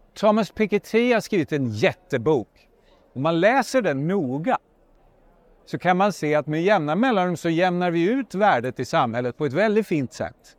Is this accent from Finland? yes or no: yes; Finland; jag är från Finland